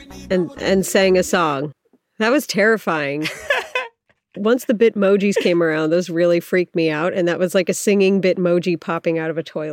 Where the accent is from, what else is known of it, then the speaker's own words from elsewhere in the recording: Ohio, United States; I'm from Ohio. I grew up there